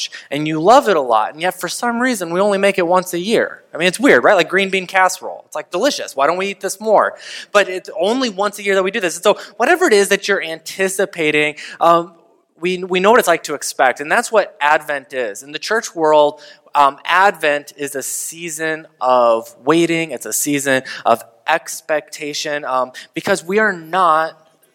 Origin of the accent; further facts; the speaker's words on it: United States; as an American